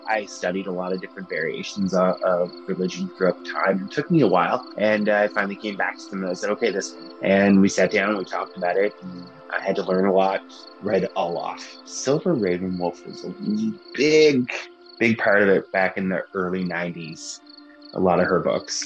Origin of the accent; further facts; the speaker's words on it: Glace Bay, Nova Scotia, Canada; now in Halifax, Canada; I'm from Glace Bay